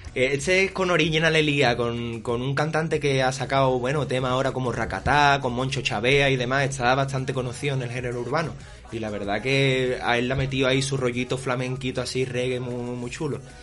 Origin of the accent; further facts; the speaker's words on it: Jerez de la Frontera, Andalusia, Spain; soy un cantante de Jerez